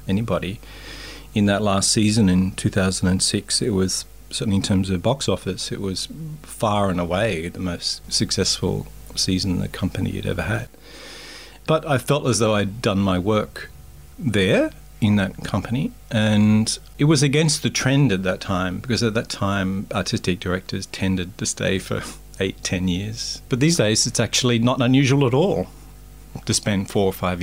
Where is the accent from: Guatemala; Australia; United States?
Australia; Maitland, New South Wales; I grew up in Maitland